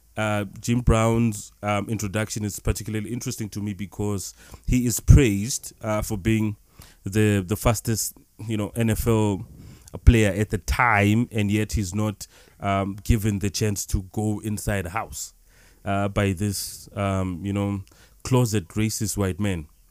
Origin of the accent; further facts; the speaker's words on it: South Africa; we come from South Africa